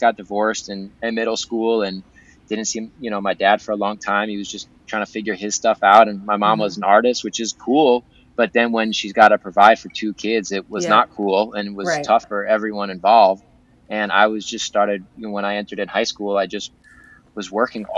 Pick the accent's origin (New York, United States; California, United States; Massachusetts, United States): New York, United States; Southampton; accent: Long Island; I grew up in Southampton on Eastern Long Island